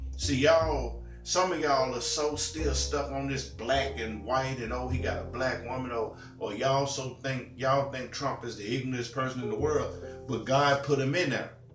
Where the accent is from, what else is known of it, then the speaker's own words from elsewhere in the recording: Tennessee, United States; I'm from Tennessee. You know, born and raised in Tennessee, live in Tennessee.